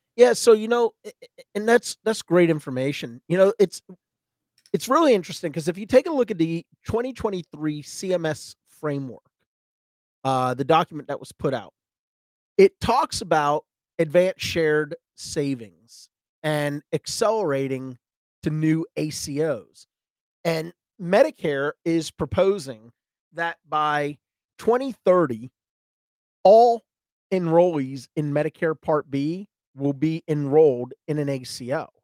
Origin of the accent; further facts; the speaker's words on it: Georgia, United States; I'm from Georgia